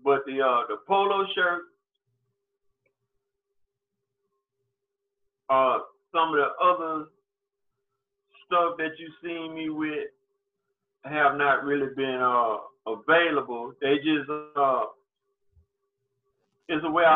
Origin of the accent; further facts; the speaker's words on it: Prichard, Alabama, United States; moved away; also born or lived in Mobile, Alabama; Pritchard, the city I was born and raised in back in Alabama